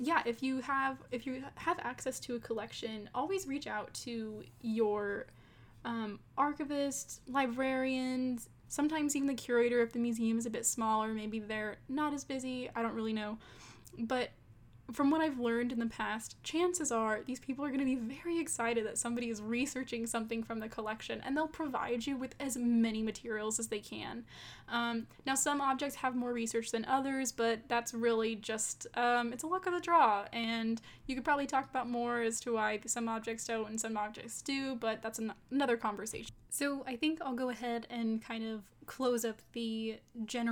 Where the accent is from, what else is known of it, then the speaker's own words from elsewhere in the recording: Southern California, United States; moved away; also born or lived in Texas; growing up in Southern California, I never really noticed my skin color